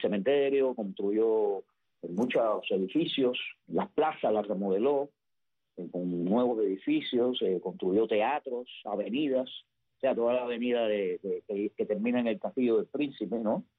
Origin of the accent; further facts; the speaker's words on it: Havana, Cuba; Yo recuerdo joven, yo vivía en, en Vedado